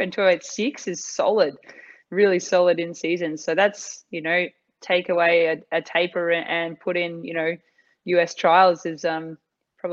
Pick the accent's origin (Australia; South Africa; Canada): Australia; I'm an Aussie